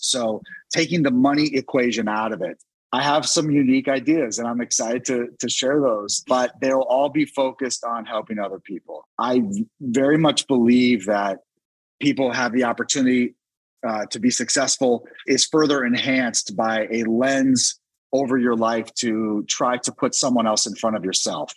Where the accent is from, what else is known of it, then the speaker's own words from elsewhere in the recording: Washington, District of Columbia, United States; my hometown of DC